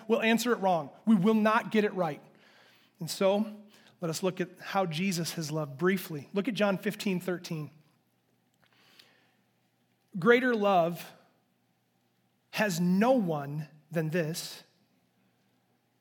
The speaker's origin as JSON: {"language": "English", "country": "United States", "said": "I'm an American"}